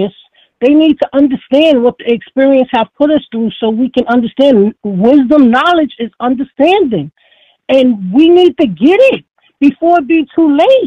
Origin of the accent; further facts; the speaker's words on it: New York City, New York, United States; now in Foxborough, United States; the way I was raised, it takes a village to raise everybody. That's the way I survived. I'm from the Bronx, New York